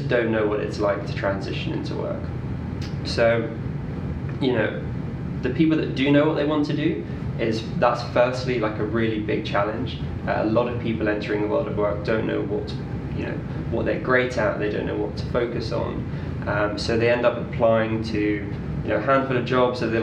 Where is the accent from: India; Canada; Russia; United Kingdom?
United Kingdom; London; also born or lived in Leeds; I grew up in Northwest London